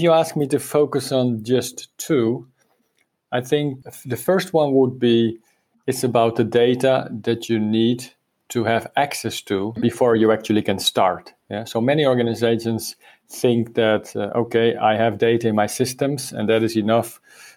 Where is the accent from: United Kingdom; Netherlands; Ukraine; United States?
Netherlands; now in Spain; I'm from the Netherlands, but living for many years in Spain